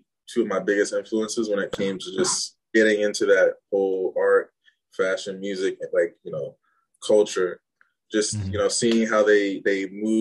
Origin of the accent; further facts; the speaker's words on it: Rockville, Maryland, United States; also born or lived in Gaithersburg, Maryland / Germantown, Maryland; born and raised in Maryland